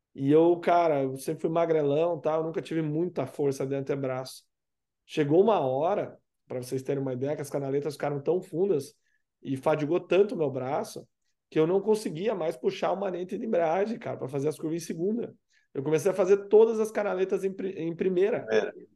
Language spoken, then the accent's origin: Portuguese; Curitiba, Paraná, Brazil; eu cresci em Curitiba, obviamente, moro aqui